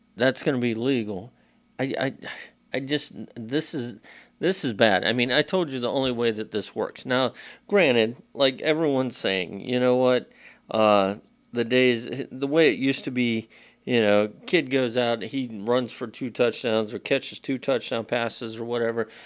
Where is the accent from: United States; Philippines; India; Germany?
United States; Florida; We're from Florida. We're used to the heat